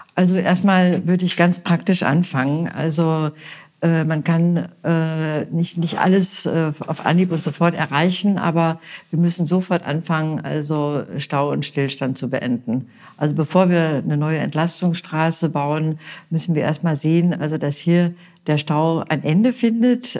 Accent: Münster, North Rhine-Westphalia, Germany; now in Bad Kreuznach, Germany; ich bin ja gebürtige Westfälin. Ich komme aus Münster

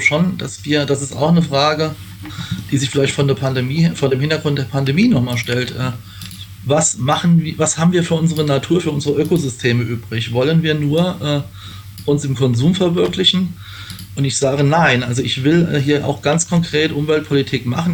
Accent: Pfaffen-Schwabenheim, Rhineland-Palatinate, Germany; im Ortsverein der SPD in Pfaffenschwabenheim, wo ich herkomme, aktiv gewesen

